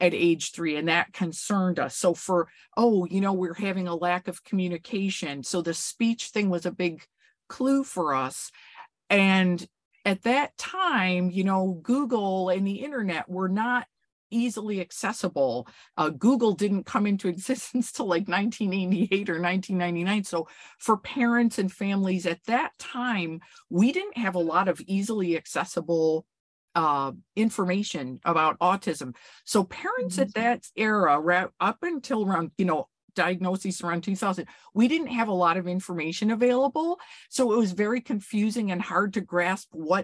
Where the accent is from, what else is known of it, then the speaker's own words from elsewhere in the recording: upstate New York, United States; I was born and raised in upstate New York in a very rural place